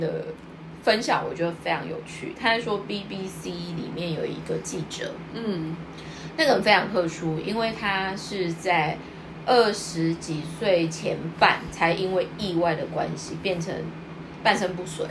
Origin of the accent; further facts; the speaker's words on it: Taiwan; now in Japan; 我们台湾的会说咖喱郎